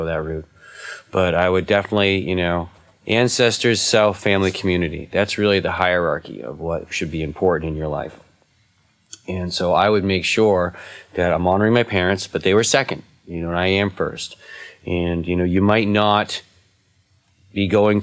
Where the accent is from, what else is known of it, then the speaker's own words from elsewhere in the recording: New England, United States; I'm from New England, which is the east part of America